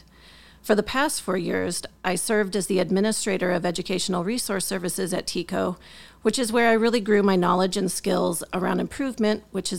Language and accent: English; North Dakota, United States; born there; also born or lived in California / Wisconsin / Arkansas / Guam; So to keep it simple, I'll just say I was born in North Dakota. I attended kindergarten in Merced when my dad was stationed at Castle Air Force Base, and I graduated from high school in Wisconsin.